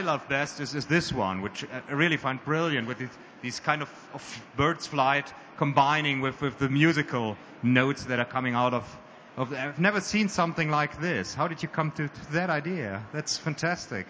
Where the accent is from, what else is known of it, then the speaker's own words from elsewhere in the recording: Germany; we as Germans